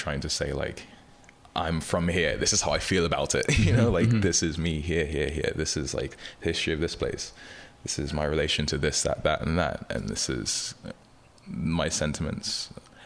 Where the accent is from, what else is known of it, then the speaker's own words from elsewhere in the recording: London, United Kingdom; moved away as an adult; now in United States; growing up in London and being asked, like, where are you really from?